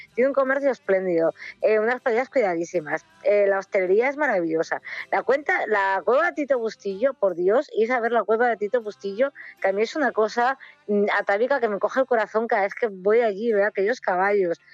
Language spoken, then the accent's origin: Spanish; Ribadesella, Asturias, Spain; yo que soy de Rivesella